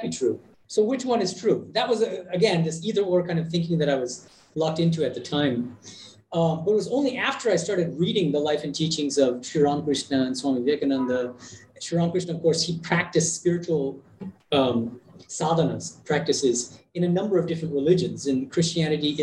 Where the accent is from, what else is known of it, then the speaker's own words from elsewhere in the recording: Boston, Massachusetts, United States; moved away as an adult; also born or lived in Berkeley, California / Oxford, United Kingdom / Berlin, Germany; now in India; I was born and raised in Boston in the U.S., and my parents are Bengali.